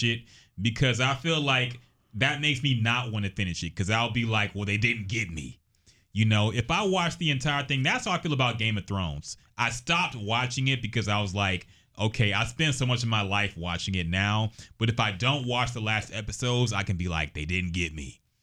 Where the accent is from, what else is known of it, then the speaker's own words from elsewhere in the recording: Houston, Texas, United States; also born or lived in Austin / Corpus Christi; growing up in Houston all my life